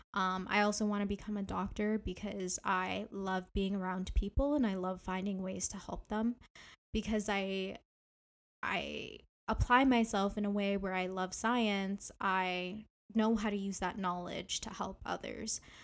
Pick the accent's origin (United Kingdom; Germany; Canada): Canada; Ontario; I am from Ontario, Canada